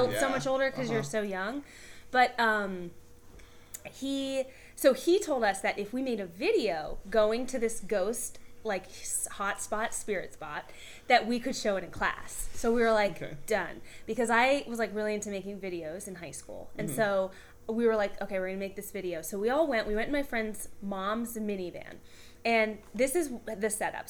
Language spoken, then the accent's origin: English; Atlanta, Georgia, United States; I grew up in Atlanta